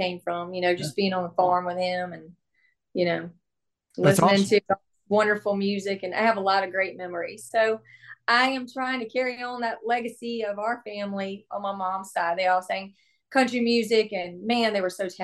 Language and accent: English; South Carolina, United States; now in Nashville, United States; I was raised in South Carolina in a small little hometown.